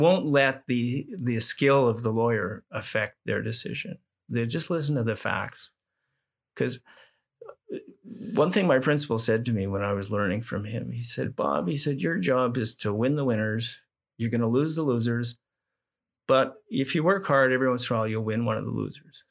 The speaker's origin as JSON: {"language": "English", "region": "Manitoba", "country": "Canada", "tie": "born or raised there", "said": "as a young guy growing up in Manitoba"}